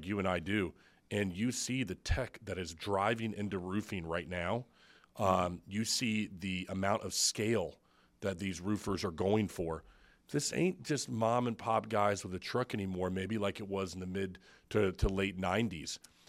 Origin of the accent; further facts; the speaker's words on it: Brandon, Florida, United States; I grew up in Brandon, okay?